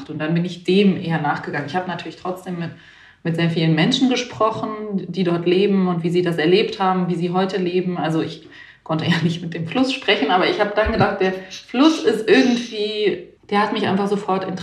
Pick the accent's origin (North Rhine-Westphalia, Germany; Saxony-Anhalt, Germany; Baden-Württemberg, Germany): Baden-Württemberg, Germany; now in Berlin, Germany; Nee, nee, ich bin in Berlin zu Hause. Ich komme alle, ich komme aus Baden-Württemberg